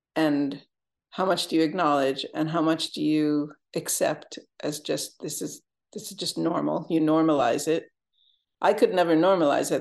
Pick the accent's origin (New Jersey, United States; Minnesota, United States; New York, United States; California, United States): New York, United States; Jamestown; moved away as an adult; I went back to Jamestown, my hometown, to work with the guys.